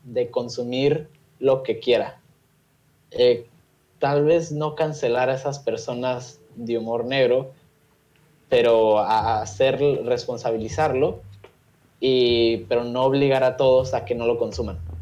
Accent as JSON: {"language": "Spanish", "country": "Mexico", "said": "nos encontramos como sociedad mexicana"}